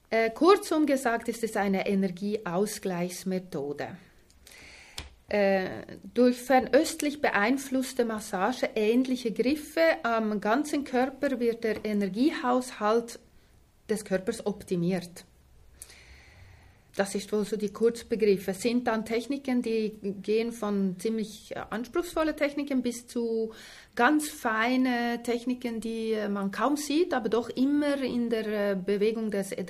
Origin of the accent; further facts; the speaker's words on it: Switzerland; also born or lived in Sweden; Ich bin in der Schweiz aufgewachsen, in Schweden geboren